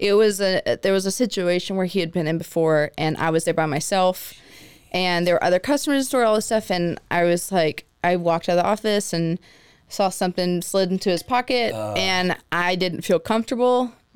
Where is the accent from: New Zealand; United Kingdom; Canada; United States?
United States; McKinney, Texas; moved away as an adult; also born or lived in Los Angeles; I was born in McKinney.